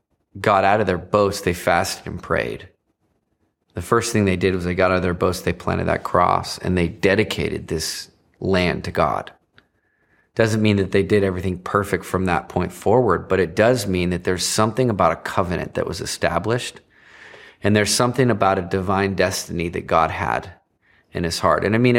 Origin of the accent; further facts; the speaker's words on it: Virginia, United States; I grew up on the East Coast. In Virginia, a few miles away from where the first cross was planted on the shores of North America, Cape Henry.